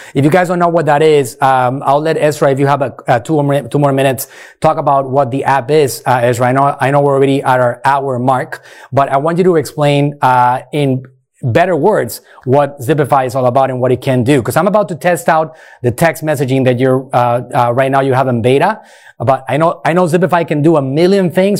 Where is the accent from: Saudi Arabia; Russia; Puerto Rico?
Puerto Rico; moved away as an adult; now in Clearwater, United States; Puerto Rico, uh, born and raised in Puerto